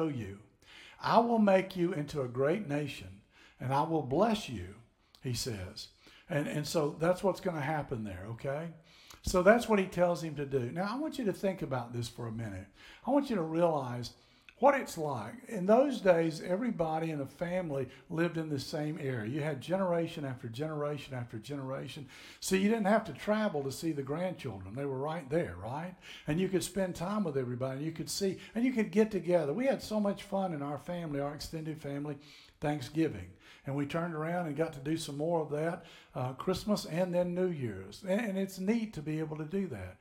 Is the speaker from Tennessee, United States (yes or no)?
yes; Tennessee, United States; moved away as an adult; now in Florida, United States; I grew up in Tennessee. … and I are from Tennessee